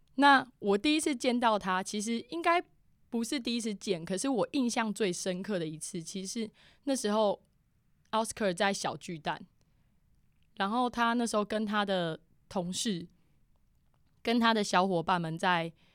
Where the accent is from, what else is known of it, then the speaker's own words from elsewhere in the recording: Keelung, Taiwan; 我老家基隆那边